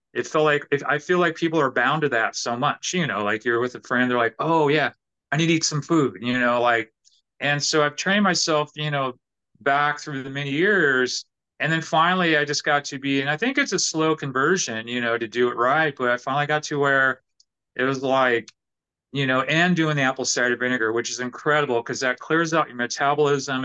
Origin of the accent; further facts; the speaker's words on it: California, United States; also born or lived in New York City / New Orleans; now in Nashville, United States; And originally, I'm from California.